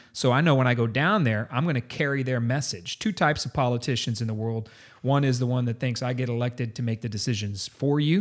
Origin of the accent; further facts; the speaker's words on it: San Antonio, Texas, United States; I grew up in San Antonio. This is my town, my city, uh, I went to high school